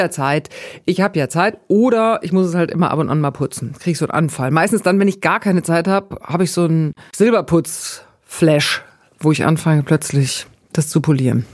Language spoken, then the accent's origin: German; Bavaria, Germany; Ich komme aus Bayern mit sehr viel Wurst und Brot und Käse und so.